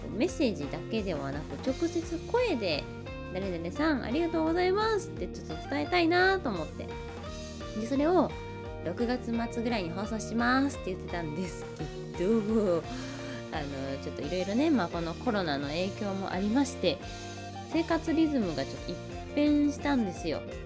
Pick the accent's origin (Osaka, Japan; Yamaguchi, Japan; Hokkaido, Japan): Osaka, Japan; 私大阪生まれ大阪育ちのはぐれ役者